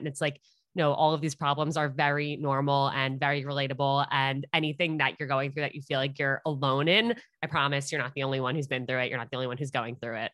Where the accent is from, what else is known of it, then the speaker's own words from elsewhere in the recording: Westchester, New York, United States; moved away as an adult; also born or lived in Upper East Side, New York City; now in New York City, United States; I grew up in Westchester, New York, and I now live on the Upper East Side